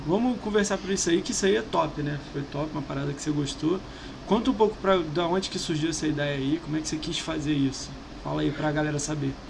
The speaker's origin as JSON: {"language": "Portuguese", "country": "Brazil", "said": "a gente é brasileiro"}